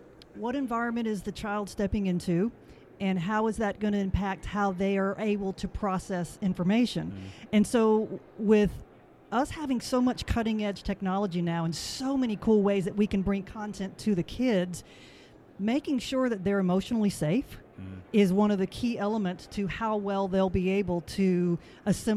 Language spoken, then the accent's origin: English; Dade City, Florida, United States; now in Nashville, United States; I actually grew up right down the road in Dade City, so it's nice to be back near my stomping ground.